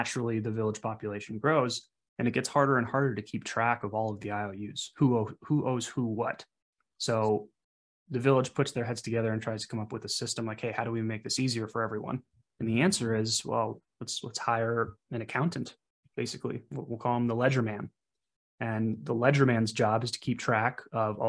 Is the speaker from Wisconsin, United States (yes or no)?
yes; central Wisconsin, United States; I was born and raised in a small town in sort of central Wisconsin.